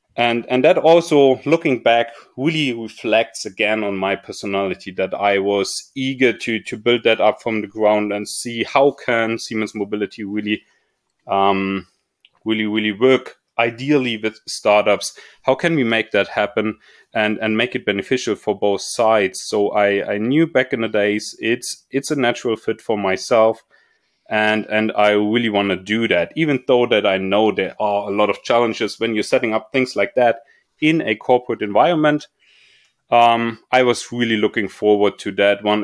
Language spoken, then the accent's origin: English; Munich, Bavaria, Germany; I was growing up in Munich and, or close by Munich at least